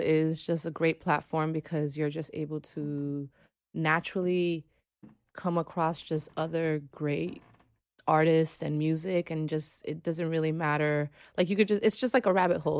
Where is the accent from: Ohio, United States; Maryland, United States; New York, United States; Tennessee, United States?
New York, United States; I am originally from New York, born and raised Washington Heights